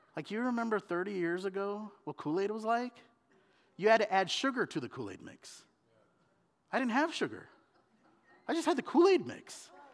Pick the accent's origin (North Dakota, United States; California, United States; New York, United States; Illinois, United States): California, United States; Southern; moved away as an adult; also born or lived in India; now in Oregon, United States; I was born in India. and I was raised in Southern California